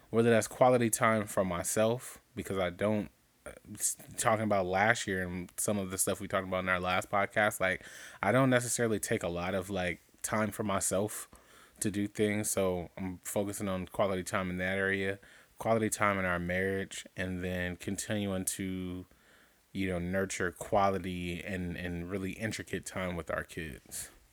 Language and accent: English; Compton, California, United States; I was born in East Rancho Dominguez Hospital. That is no longer standing in Compton, California